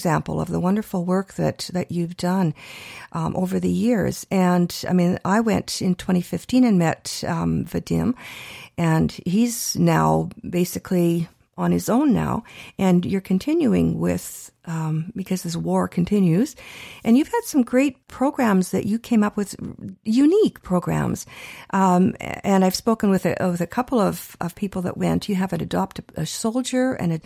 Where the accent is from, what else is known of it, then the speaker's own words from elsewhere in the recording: Canada; we're Canadian born